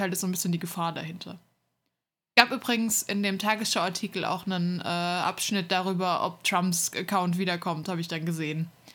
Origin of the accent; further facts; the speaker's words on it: Hesse, Germany; moved away; in der Stadt, wo, wo ich herkomme, ähm, war mal der Hessentag